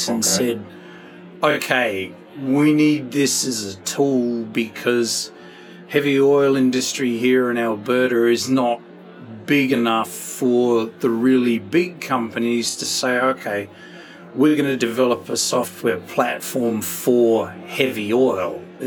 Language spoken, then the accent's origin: English; Adelaide, South Australia, Australia; moved away as an adult; now in Canada; I'm from Adelaide in Australia